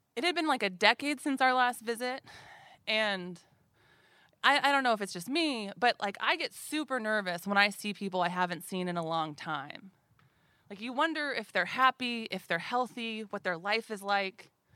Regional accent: Anchorage, Alaska, United States; growing up in Anchorage in the eighties and nineties

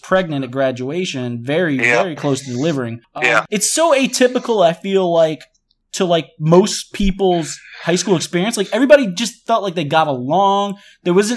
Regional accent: New Orleans, Louisiana, United States; we're both from New Orleans

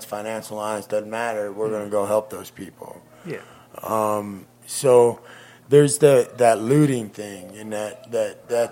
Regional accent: Michigan, United States; moved away; also born or lived in Joplin, Missouri; I'm from Michigan

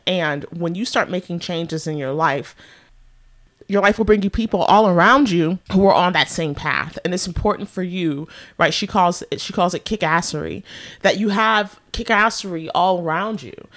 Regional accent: San Francisco Bay Area, California, United States; moved away as an adult; also born or lived in New York City / Washington, D.C.; I was born and raised here

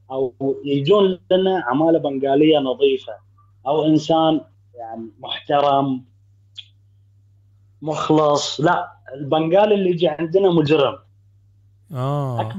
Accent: Bahrain; انا من البحرين آه، حبيت آه، اعقب على موضوع بحكم ان الهنود عندنا يعني من سنين

